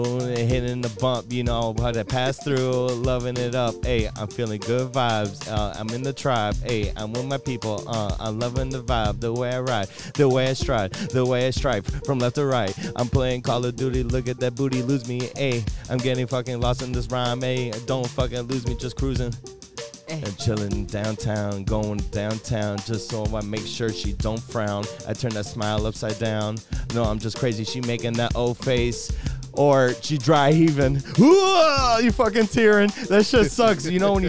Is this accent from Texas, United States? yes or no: no; Chicago, Illinois, United States; I'm from Chicago.